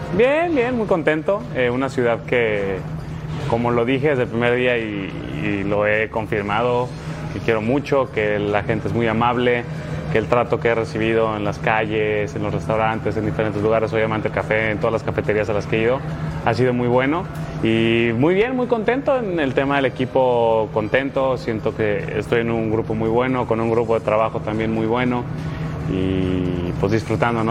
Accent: Mexico; como mexicanos

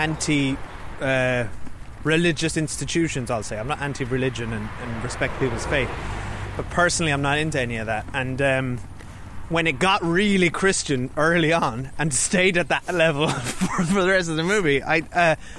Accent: Ireland; when we were growing up in Ireland in the 80s and 90s

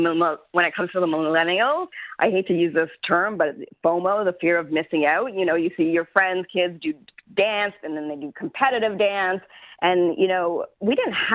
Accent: Canada; Yeah, and I think that's also being Canadian, right?

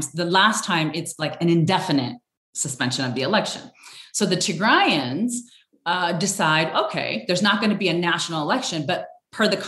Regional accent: Sudan; born there; So I was born in Sudan in a refugee camp

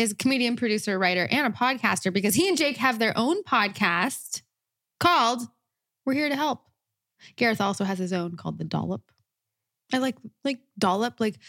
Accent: Los Angeles, California, United States; We grew up in the Valley in Los Angeles.

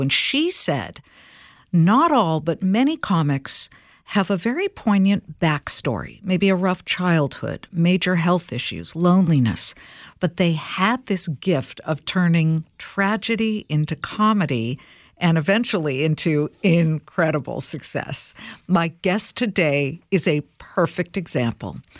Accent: Los Angeles, California, United States; I grew up in Los Angeles

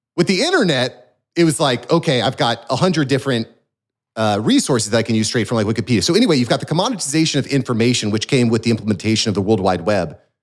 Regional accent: Florida, United States; as a Floridian here

